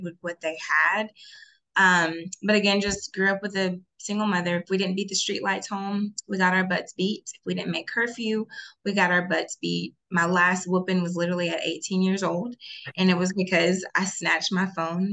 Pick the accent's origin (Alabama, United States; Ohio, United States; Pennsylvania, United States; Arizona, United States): Alabama, United States; Alabaster; So I am from Birmingham, Alabama, specifically Alabaster, Alabama, born and raised